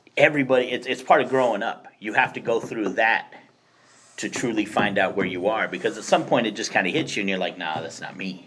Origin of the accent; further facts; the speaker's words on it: Phoenix, Arizona, United States; moved away as an adult; also born or lived in Kansas; I'm going from South Phoenix